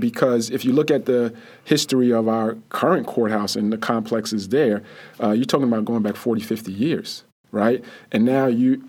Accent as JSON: {"language": "English", "town": "Jersey City", "region": "New Jersey", "country": "United States", "tie": "born or raised there", "said": "when we were growing up in the Greenville section of Jersey City"}